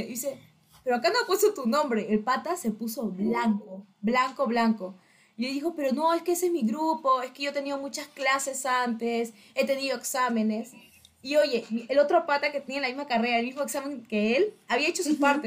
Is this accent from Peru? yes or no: yes; Peru